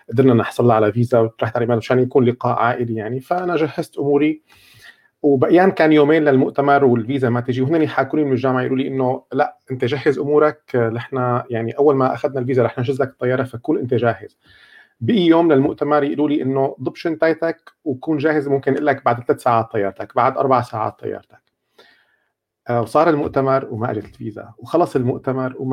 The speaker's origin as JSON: {"language": "Arabic", "country": "Syria", "said": "اني اني كنت سوري"}